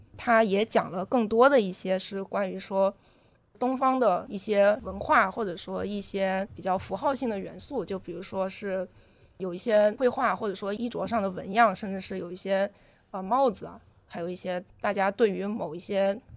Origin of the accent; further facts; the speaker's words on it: China; 我们中国人自己